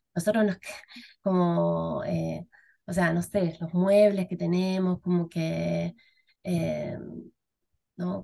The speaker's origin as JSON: {"language": "Spanish", "country": "Argentina", "moved": "as an adult", "lives_now": "Chile", "said": "soy argentina"}